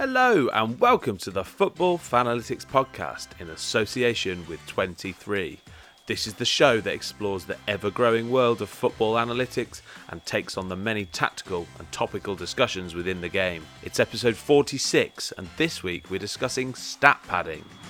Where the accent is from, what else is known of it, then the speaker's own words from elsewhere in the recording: England, United Kingdom; being English